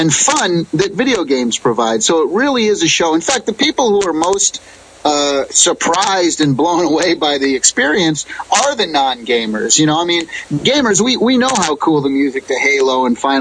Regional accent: Springfield, Massachusetts, United States; moved away as an adult; now in California, United States; I grew up on the East Coast in Springfield, Massachusetts

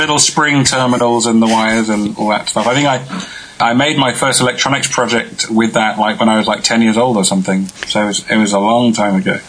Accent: England, United Kingdom; I'm from I'm from England.

